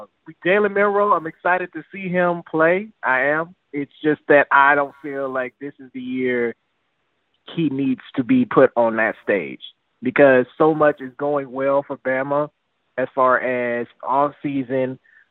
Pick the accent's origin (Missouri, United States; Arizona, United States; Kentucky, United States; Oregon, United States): Missouri, United States; St. Louis; now in Atlanta, United States; I'm calling from Atlanta, Georgia. But I'm originally from St. Louis, Missouri.